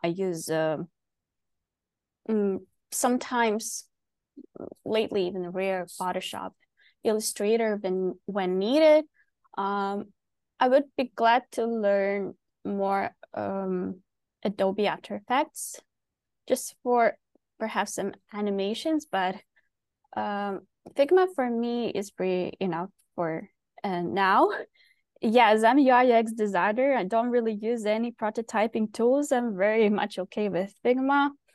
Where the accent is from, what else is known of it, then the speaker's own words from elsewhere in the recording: Ukraine; moved away as an adult; now in Vancouver, Canada; I live in Vancouver, but basically I'm from Ukraine, where I basically started designing